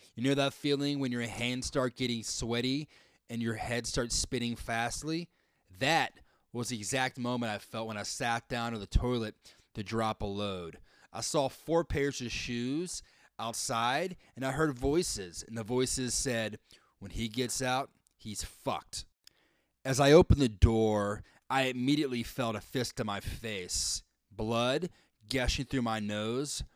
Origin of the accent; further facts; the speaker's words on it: the South, United States; moved away as an adult; also born or lived in California / Chicago; now in Texas, United States; Growing up down south, I was not used to different types of people different types of religion.